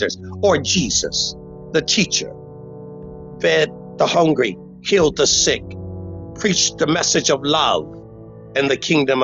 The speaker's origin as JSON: {"language": "English", "country": "United States", "said": "I'm African American"}